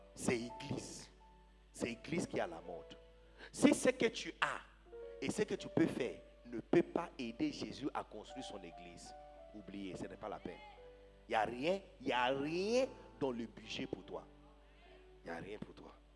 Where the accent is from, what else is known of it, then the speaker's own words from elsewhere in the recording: Ghana; moved away as an adult; now in Côte d'Ivoire; Quand j'étais petit, père, au Ghana